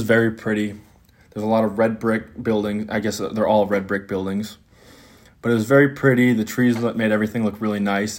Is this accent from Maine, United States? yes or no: no; Green Bay, Wisconsin, United States; I'm from Green Bay, Wisconsin